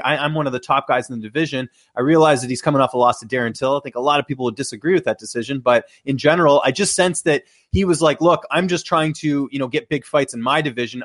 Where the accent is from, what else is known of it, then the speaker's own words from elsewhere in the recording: Canada; as a Canadian